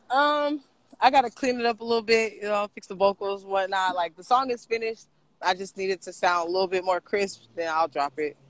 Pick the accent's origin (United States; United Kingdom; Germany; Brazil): United States; Portland; born or raised there; also born or lived in Los Angeles